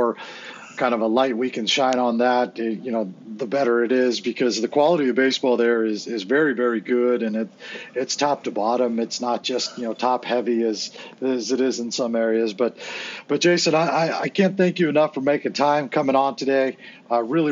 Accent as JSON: {"language": "English", "town": "San Diego", "region": "California", "country": "United States", "tie": "born or raised there", "lives_now": "Orange County, United States", "said": "I'm born and raised in San Diego and now live in Orange County"}